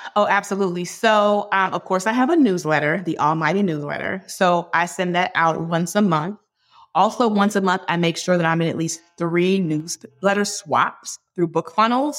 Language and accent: English; Hampton, Virginia, United States; We grew up together in Hampton, Virginia